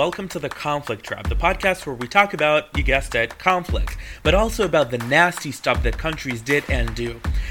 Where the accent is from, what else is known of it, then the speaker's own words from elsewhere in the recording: Israel; now in Dusseldorf, Germany; I am from Israel.